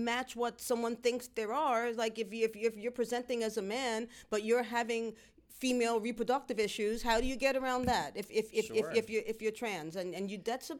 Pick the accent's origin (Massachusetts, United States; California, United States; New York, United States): New York, United States; New York City; also born or lived in South Bronx / Spanish Harlem / Washington Heights; My family was the first Puerto Rican family to move into the building in the Northeast Bronx. Mm-hmm. We came from the South Bronx and Spanish Harlem and Washington Heights